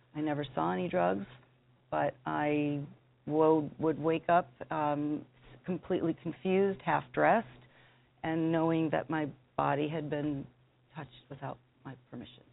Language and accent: English; Denver, Colorado, United States; I'm from Denver, Colorado